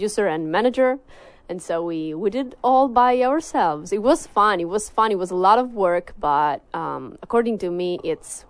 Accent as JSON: {"language": "English", "town": "Cosenza", "region": "Calabria", "country": "Italy", "second_language": "English", "said": "I'm from the South. My region is called Calabria, and my city is called Cosenza."}